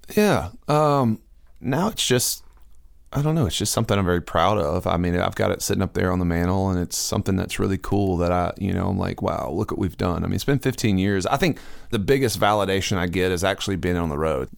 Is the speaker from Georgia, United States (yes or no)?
yes; Augusta, Georgia, United States; moved away as an adult; also born or lived in Nashville; I grew up in Augusta, Georgia